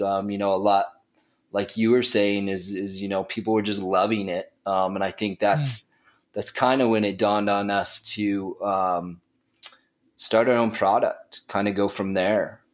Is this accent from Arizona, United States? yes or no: yes; Flagstaff, Arizona, United States; also born or lived in Nicaragua; now in Phoenix, United States; I'm originally from Flagstaff, Arizona